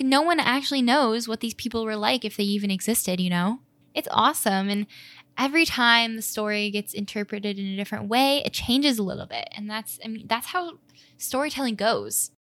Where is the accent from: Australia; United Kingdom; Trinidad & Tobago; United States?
United States; Chicago, Illinois; I grew up in Edgewater in Chicago